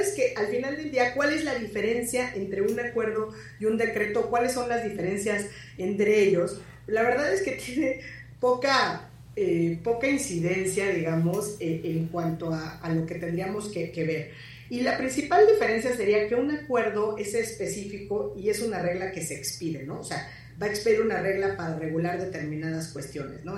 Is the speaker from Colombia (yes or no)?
no; Mexico; nosotros como mexicanas y mexicanos